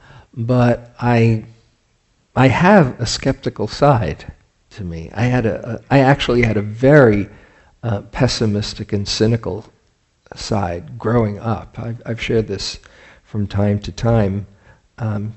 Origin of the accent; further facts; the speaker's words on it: New York, United States; I grew up in New York in 1969